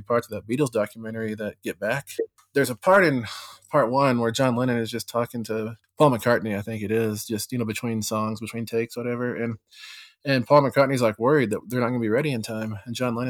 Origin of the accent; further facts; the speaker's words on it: Texas, United States; moved away; back home where I grew up in Texas